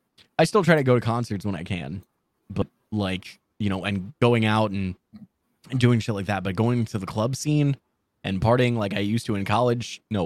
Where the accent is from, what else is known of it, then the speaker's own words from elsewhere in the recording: Midwest, United States; also born or lived in Florida, United States; In the Midwest.